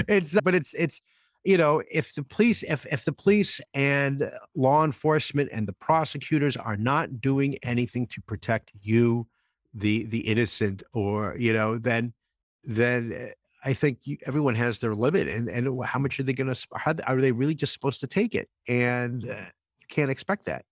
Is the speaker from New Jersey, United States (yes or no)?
yes; New Jersey, United States; I grew up in New Jersey